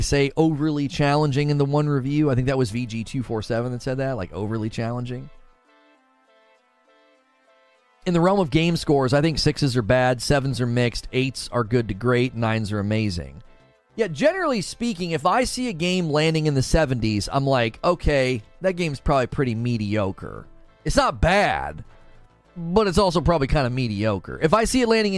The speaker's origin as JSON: {"language": "English", "region": "Ohio", "country": "United States", "tie": "born or raised there", "said": "I grew up in Ohio"}